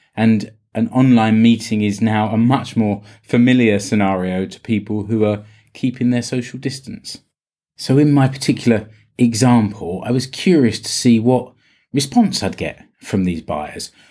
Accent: United Kingdom; now in Finland; I'm British.

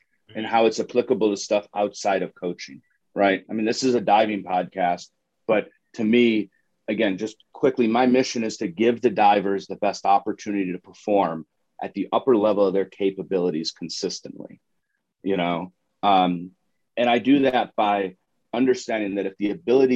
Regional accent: Syracuse, New York, United States; moved away as an adult; also born or lived in Moultrie, Georgia; now in Denver, United States; growing up in Central New York

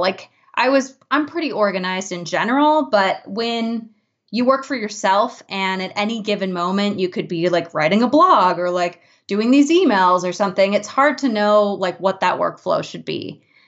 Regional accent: Boulder, Colorado, United States; my hometown

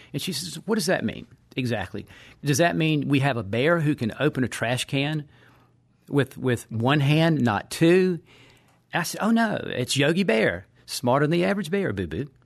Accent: Patrick County, Virginia, United States; in my hometown and in the region where I live

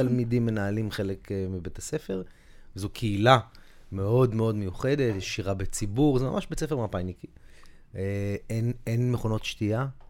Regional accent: Tel Aviv, Tel Aviv District, Israel; אני גדלתי באזור שתיים בתור ילד

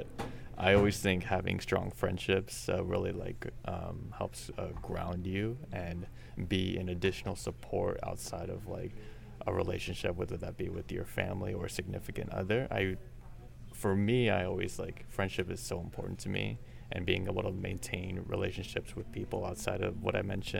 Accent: Santa Clarita, California, United States; I went to a wonderful community college program when I was in my hometown, and I went there for 3 years

